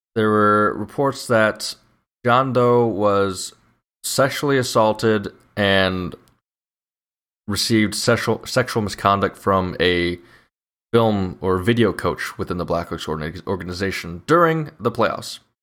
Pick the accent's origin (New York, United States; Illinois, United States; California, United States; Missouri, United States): Illinois, United States; I'm from Illinois